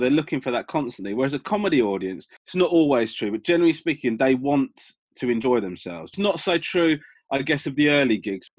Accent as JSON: {"language": "English", "town": "Crawley", "region": "South East England", "country": "United Kingdom", "tie": "born or raised there", "said": "Yeah, basically, my mum and dad are originally from Sri Lanka."}